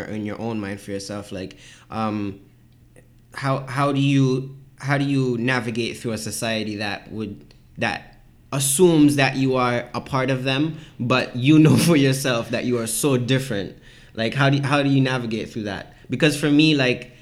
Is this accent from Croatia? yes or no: no; St. Kitts & Nevis; now in Toronto, Canada; I am a Kittitian in St. Kitts